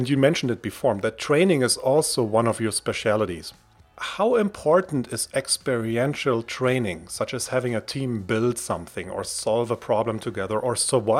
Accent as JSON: {"language": "English", "country": "Germany", "tie": "born or raised there", "said": "I was raised in Germany, exposed to a culture that is very punitive."}